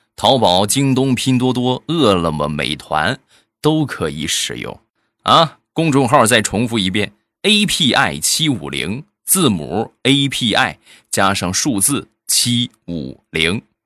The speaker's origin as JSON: {"language": "Chinese", "region": "Shandong", "country": "China", "said": "我们山东"}